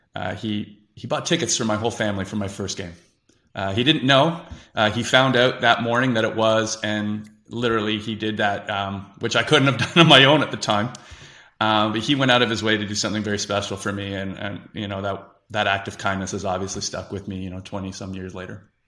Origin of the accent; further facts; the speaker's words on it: Whitby, Ontario, Canada; Whippy, Ontario, in our hometown